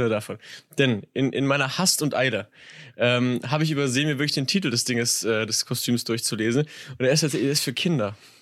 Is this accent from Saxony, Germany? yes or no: yes; Saxony, Germany; ich bin Sachse